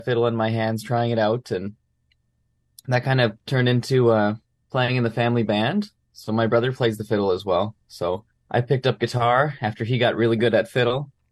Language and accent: English; Brandon, Manitoba, Canada; I grew up in Brandon, Manitoba